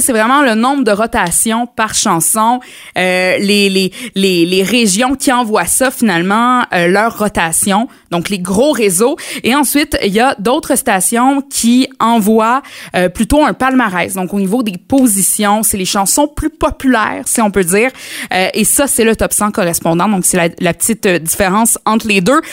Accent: Mauricie, Quebec, Canada; venant de chez nous en Mauricie

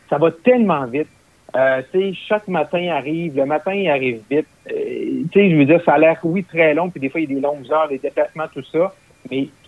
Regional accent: Roberval, Quebec, Canada; moved away; also born or lived in Gatineau; la fameuse traversée internationale du lac Saint-Jean, euh, qui est chez moi, là, euh, dans ma ville natale, qui est à Robertval, au lac Saint-Jean.

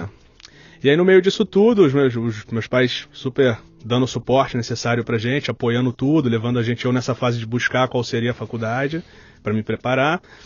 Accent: Rio de Janeiro, Brazil; accent: carioca; Sou do Rio de Janeiro

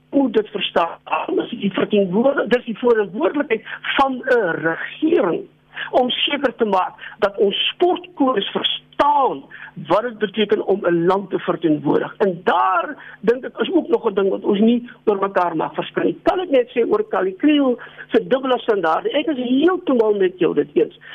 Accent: South Africa; vir my en miljoene swart Suid-Afrikaners soos ek

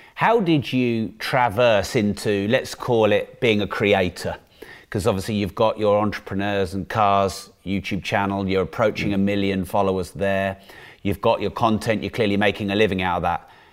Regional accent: United Kingdom; Being a Brit

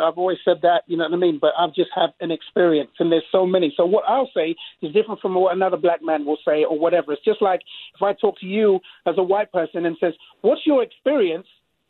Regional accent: England, United Kingdom; now in United States; when I came from England, all right, the white Brits are different from the American Brits.

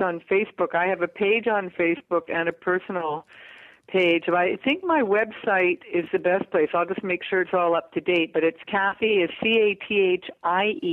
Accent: Vancouver, British Columbia, Canada; in my hometown

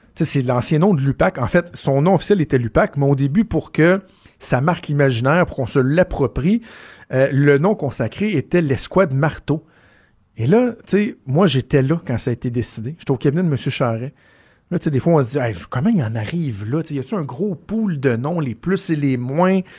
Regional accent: Quebec, Canada; chez nous au Québec

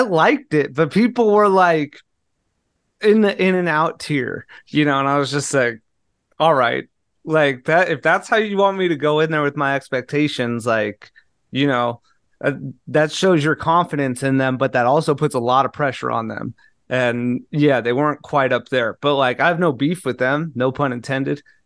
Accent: Southern California, United States; moved away; I grew up in Southern California

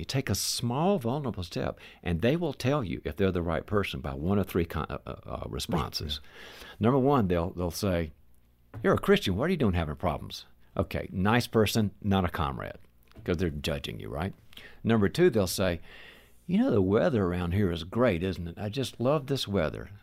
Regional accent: the South, United States; moved away; I'm originally from the South

